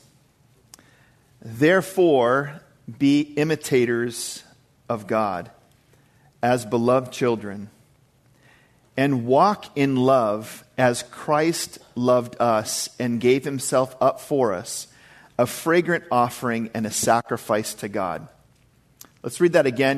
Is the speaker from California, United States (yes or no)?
no; Maine, United States; I grew up in Maine, and I know what winter storms are like